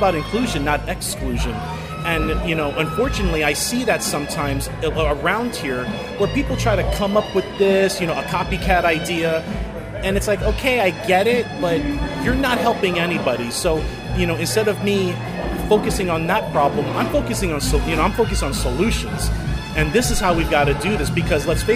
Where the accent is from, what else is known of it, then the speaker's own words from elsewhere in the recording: New Jersey, United States; moved away as an adult; now in Sacramento, United States; I'm from New Jersey